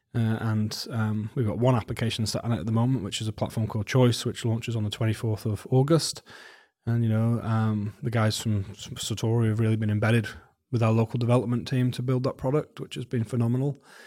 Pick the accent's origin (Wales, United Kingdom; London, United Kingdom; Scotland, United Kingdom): Wales, United Kingdom; moved away as an adult; now in New Zealand; I grew up in Wales